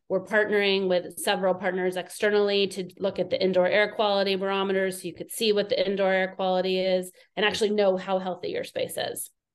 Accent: Southern California, United States; also born or lived in East Coast; I grew up in California

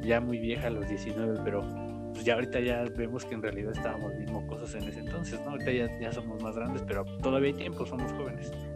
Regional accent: Tultitlán, State of Mexico, Mexico; yo soy de Tultitlán

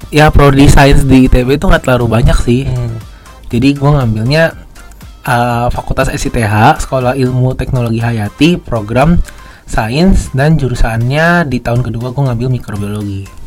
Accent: Jakarta, Indonesia; karena gue kebetulan gue gede di Jakarta

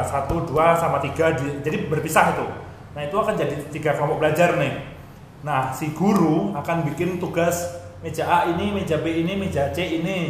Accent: Purworejo, Central Java, Indonesia; also born or lived in Bogor; dulu aku lahir memang di Purworejo

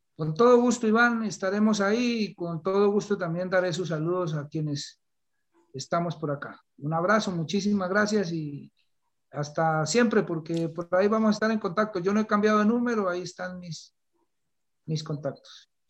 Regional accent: Colombia

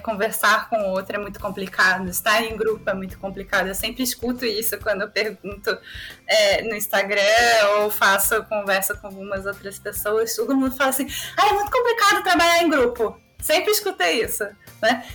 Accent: Rio de Janeiro, Brazil; eu sou da Zona Norte

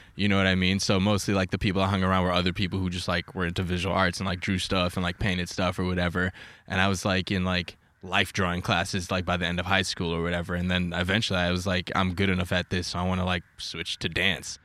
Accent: New York, United States; moved away as an adult; I grew up in New York

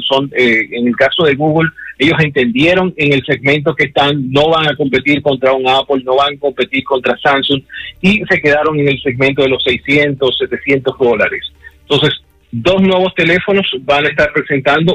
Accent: Dominican Republic; somos República Dominicana

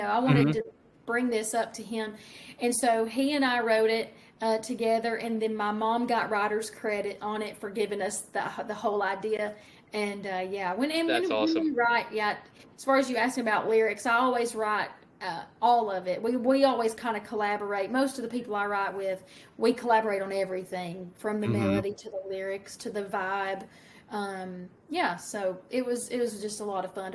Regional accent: Oliver Springs, Tennessee, United States; moved away as an adult; also born or lived in Nashville, Tennessee; I was from East Tennessee. I'm from Oliver Springs. It's my hometown

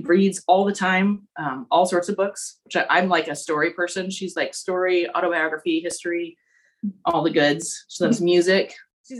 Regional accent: Nevada City, California, United States; now in Marin County, United States; It's nice having the same hometown. Like, our families still live there. It's only 2.5 hours away. Coincidentally, it's the same hometown that Josh is from, Nevada City

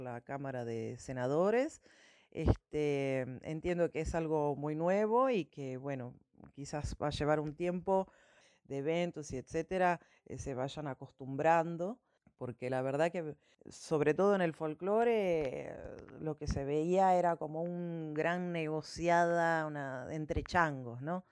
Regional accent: Monteros, Tucumán, Argentina; moved away as an adult; now in Catamarca, Argentina; Yo soy de Monteros, de Tucumán, y vivo en Catamarca hace ya cuatro años

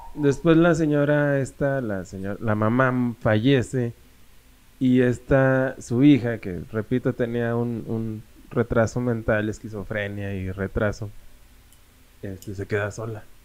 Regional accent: Saltillo, Coahuila, Mexico; yo soy de Saltillo

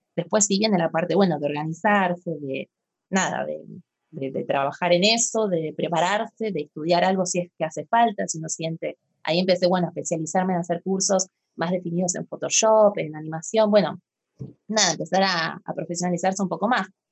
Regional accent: Argentina; yo soy de Argentina

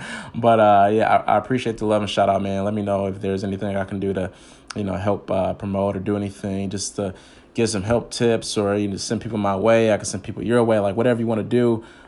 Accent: Detroit, Michigan, United States; I'm from Detroit, so you're not far off. Chicago is like my next door neighbor.

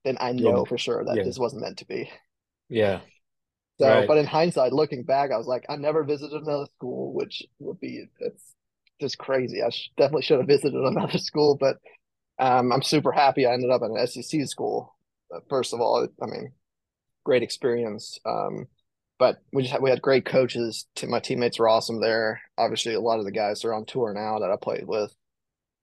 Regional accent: Denmark; moved away as an adult; also born or lived in Arkansas; now in United States; growing up in Denmark

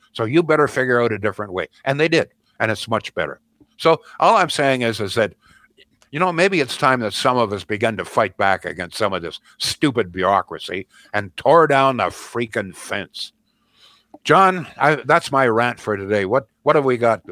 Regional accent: Canada; the Canada that most of us grew up

